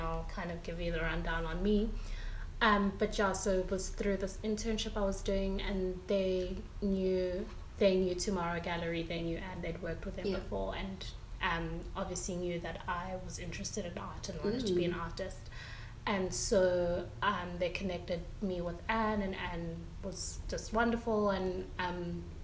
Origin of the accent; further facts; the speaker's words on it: Pretoria, Gauteng, South Africa; I grew up in Pretoria